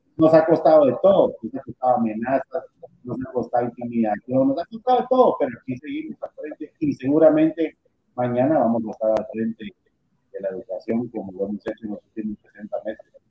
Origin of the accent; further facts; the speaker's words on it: Guatemala; Yo vivo orgulloso de ser guatemalteco. Yo, yo le digo a la gente, soy más guatemalteco que los frijoles